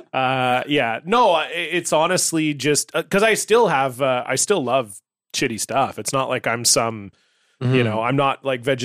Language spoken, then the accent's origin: English; Newmarket, Ontario, Canada; moved away; I'm from Newmarket. I grew up in Newmarket